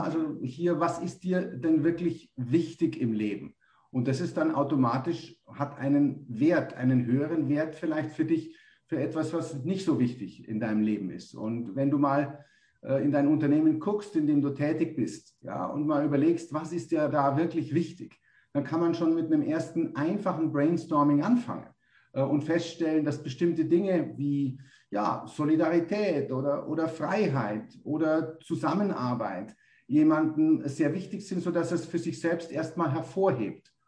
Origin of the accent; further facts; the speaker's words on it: Munich, Bavaria, Germany; moved away as an adult; now in Tenerife, Spain; ich komme ursprünglich aus München